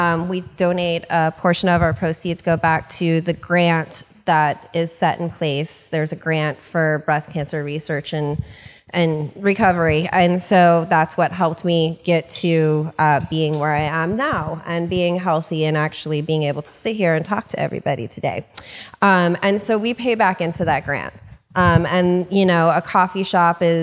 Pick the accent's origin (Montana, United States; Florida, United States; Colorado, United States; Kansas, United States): Florida, United States; now in California, United States; I'm from Florida.